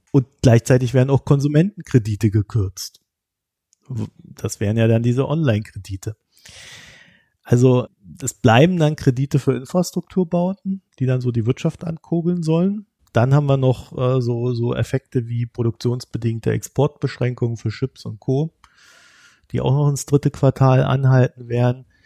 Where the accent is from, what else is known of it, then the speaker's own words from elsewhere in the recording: Germany; als Deutscher